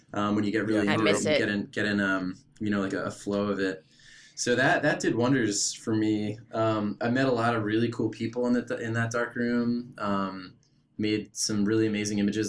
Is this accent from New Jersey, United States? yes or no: yes; just outside of Philadelphia, New Jersey, United States; I grew up in South Jersey, just outside of Philly